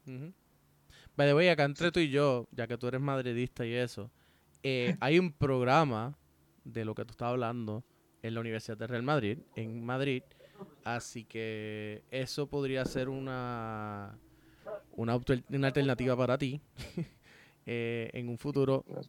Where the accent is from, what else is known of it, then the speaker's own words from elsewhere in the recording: Puerto Rico; yo quiero eso en mi país